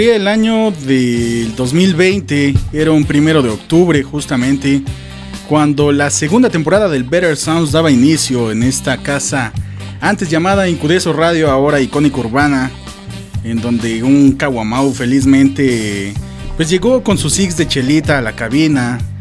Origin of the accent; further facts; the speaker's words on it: Mexico City, Mexico; de allá somos, de Iztapalapa